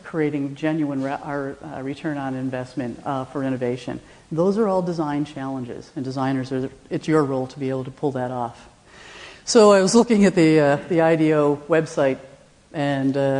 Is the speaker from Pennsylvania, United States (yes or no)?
no; Rochester, New York, United States; I am from Rochester, New York, where Eastman Kodak comes from